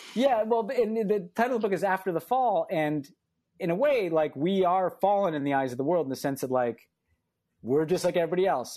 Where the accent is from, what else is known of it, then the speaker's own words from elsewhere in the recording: United States; I'm an American